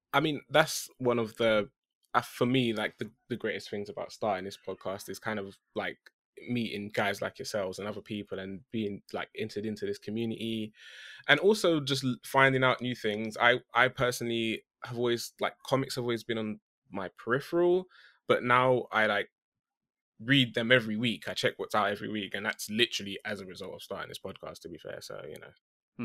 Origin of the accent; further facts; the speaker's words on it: United Kingdom; I'm that British guy